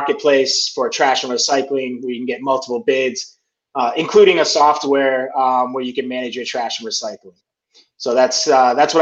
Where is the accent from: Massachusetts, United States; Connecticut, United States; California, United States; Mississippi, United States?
Massachusetts, United States; Worcester; moved away as an adult; now in Texas, United States; I'm originally from Worcester, Massachusetts. Moved to Texas about 6 years ago